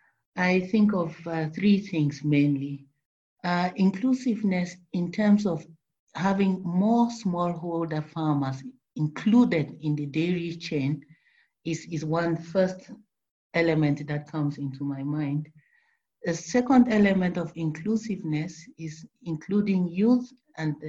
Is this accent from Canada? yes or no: no; Cameroon; now in Netherlands; from Cameroon originally